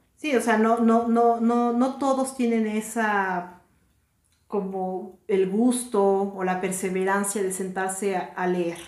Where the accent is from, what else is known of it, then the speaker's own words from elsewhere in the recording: Mexico; somos de México